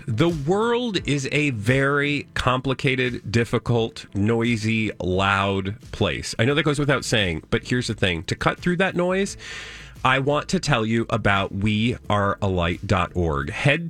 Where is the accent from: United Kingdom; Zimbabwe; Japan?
United Kingdom; as British people